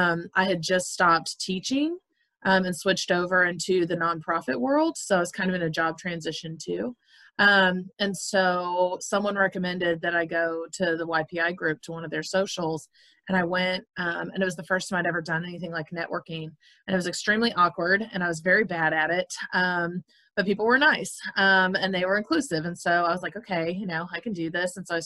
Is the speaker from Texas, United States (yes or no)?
yes; Longview, Texas, United States; also born or lived in Mississippi; now in Shreveport, United States; So I'm a transplant to Shreveport. I moved here from Mississippi. I grew up in Louisiana, Longview, Texas, so not far from Shreveport.